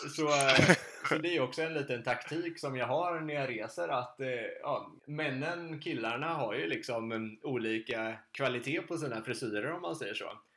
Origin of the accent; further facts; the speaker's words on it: Sweden; hemma i Sverige